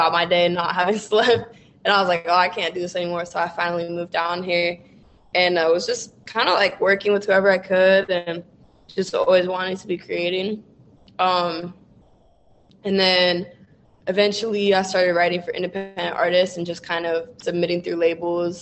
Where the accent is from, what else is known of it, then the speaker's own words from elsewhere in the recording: Ventura, California, United States; moved away as an adult; now in Los Angeles, United States; I was born in LA, but I was raised in Ventura